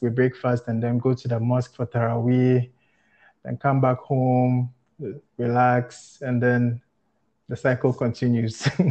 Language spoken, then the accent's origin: English; Ghana; moved away as an adult; now in Gambia; I'm Ghanaian